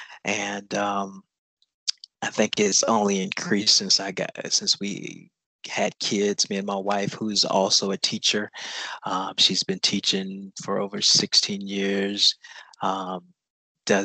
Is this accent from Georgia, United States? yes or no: yes; Augusta, Georgia, United States; I am from the Augusta area